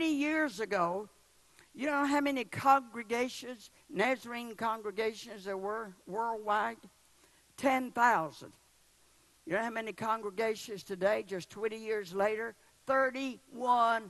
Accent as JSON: {"language": "English", "region": "the South", "country": "United States", "said": "I'm from the South"}